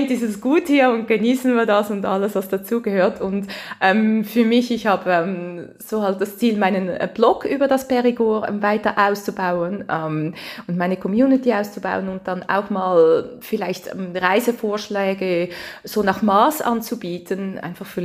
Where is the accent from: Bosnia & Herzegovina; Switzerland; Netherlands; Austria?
Switzerland; accent: Swiss German; now in France; Ich habe immer so einen Schweizer Dialekt